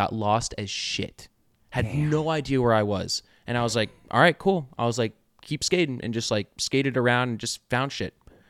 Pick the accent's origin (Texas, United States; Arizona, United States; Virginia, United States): Virginia, United States; Leesburg; now in Richmond, United States; We grew up in Leesburg, and there was an outlet mall there.